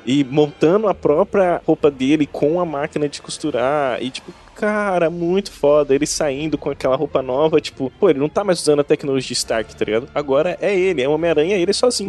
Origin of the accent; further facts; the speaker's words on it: Brazil; Eu sou brasileiro